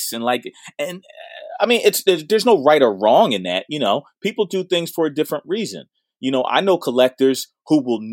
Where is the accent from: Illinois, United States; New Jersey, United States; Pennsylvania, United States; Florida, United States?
Pennsylvania, United States; Philadelphia; I'm from Winfield